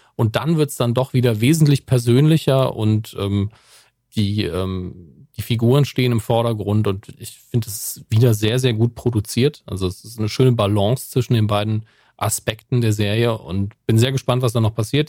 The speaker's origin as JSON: {"language": "German", "country": "Germany", "said": "als Deutscher bei Amazon"}